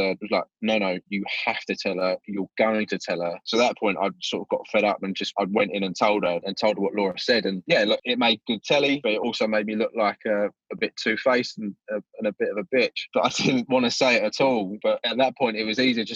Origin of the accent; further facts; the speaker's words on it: Essex, East of England, United Kingdom; I'm from Essex.